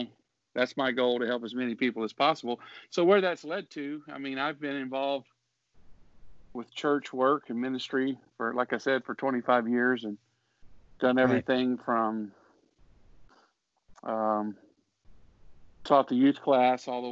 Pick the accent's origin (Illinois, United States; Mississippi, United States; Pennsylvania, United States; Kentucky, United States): Mississippi, United States; the United Pentecostal Church there where I grew up in Mississippi.